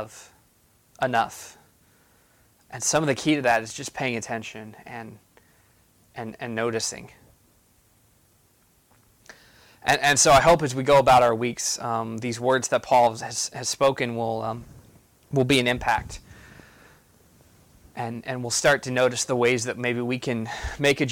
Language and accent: English; United States; being an American